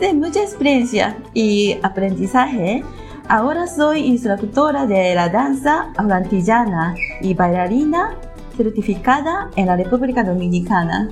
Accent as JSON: {"language": "Spanish", "town": "Nagoya", "region": "Aichi", "country": "Japan", "tie": "born or raised there", "second_language": "Spanish", "said": "Soy de Nagoya y soy una mujer japonesa nacida y criada en Japón."}